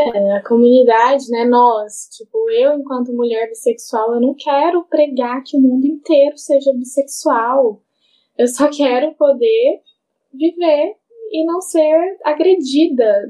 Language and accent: Portuguese; Brazil; enquanto brasileiro